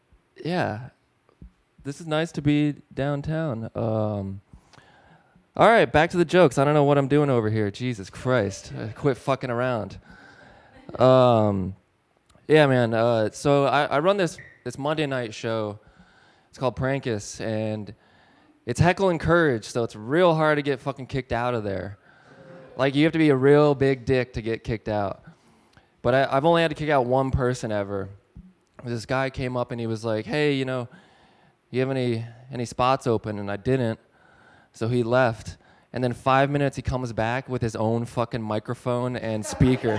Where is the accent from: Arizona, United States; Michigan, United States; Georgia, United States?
Arizona, United States; now in Detroit, United States; I live in Detroit. I'm not from here, though. Like, I'm from Arizona.